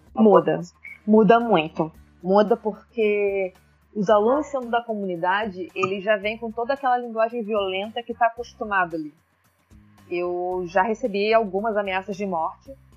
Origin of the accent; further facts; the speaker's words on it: Baixada Fluminense, Rio de Janeiro, Brazil; Eu sou nascida e criada na Baixada Fluminense